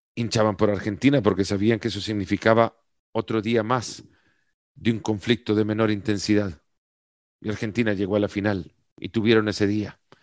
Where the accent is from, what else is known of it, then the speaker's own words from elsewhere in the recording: El Salvador; yo soy del Salvador